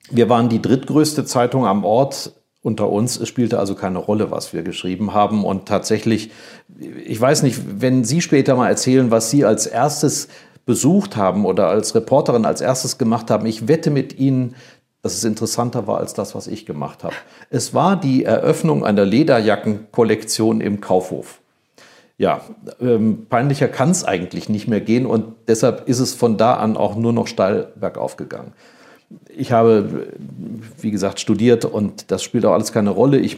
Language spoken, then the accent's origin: German; Rhineland, Germany; Rosenmontag, ich bin gebürtiger Rheinländer, ist eigentlich im Rheinland Ausnahmezustand. Ich bin im Straßenkarneval groß geworden.